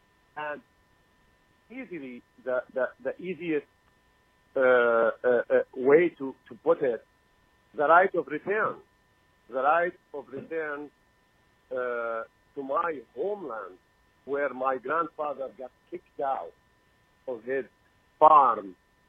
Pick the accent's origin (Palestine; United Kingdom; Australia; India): Palestine; Jerusalem; English is a second language; I'm from Jerusalem, by the way.